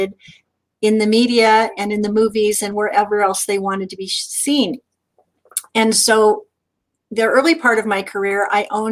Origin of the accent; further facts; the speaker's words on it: Southern California, United States; as a kid growing up in Southern California